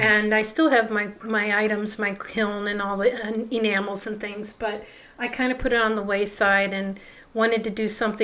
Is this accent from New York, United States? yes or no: no; Cleveland, Ohio, United States; I'm originally from the Cleveland area of Ohio. I lived in a suburb there, grew up there, went to school there